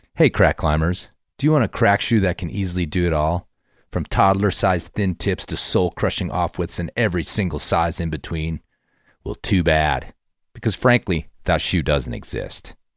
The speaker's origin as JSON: {"language": "English", "region": "Midwest", "country": "United States", "tie": "born or raised there", "also_born_or_lived": "Colorado", "moved": "yes", "said": "I grew up in the Midwest as well"}